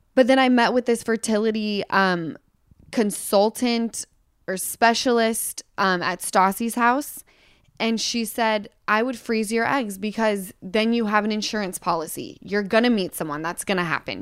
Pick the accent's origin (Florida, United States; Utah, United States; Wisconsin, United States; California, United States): Utah, United States; I come from Utah